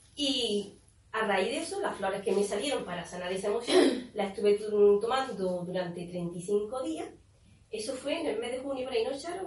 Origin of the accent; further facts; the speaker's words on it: Córdoba, Andalusia, Spain; now in Estepona, Spain; yo soy de Córdoba y aquí a Estepona